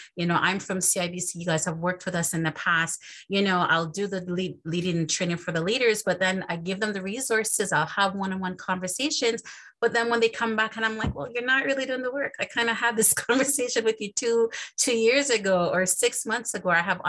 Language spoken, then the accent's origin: English; Canada; to see all these different white colleagues from different continents, and us being Canadians, and I'm also from the West Indies